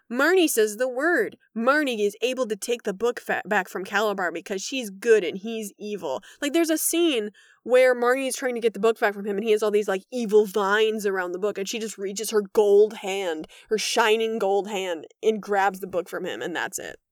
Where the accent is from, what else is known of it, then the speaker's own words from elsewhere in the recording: Wisconsin, United States; now in Los Angeles, United States; I grew up in Wisconsin where winter is, uh, three quarters of the year